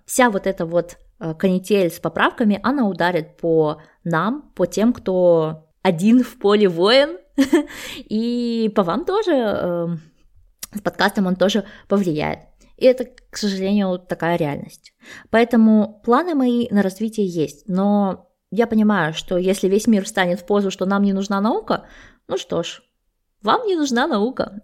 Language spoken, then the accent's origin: Russian; Almaty, Kazakhstan; moved away as an adult; also born or lived in Sweden; Я сама родом из Алматы, и э, бакалавры, и магистратуру я получала в своем родном городе